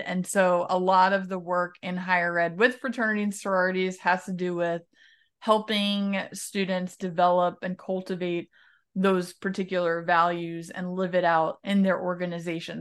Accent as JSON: {"language": "English", "region": "New York", "country": "United States", "tie": "born or raised there", "also_born_or_lived": "Ohio", "moved": "as an adult", "said": "being raised New Yorker Italian"}